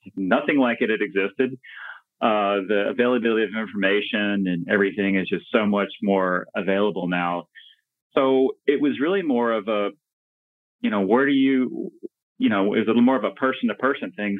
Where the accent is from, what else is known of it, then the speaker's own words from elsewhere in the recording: Dallas, Texas, United States; I was born and raised in the Dallas Fort Worth area in Texas. Um, so native Texan, native North Texan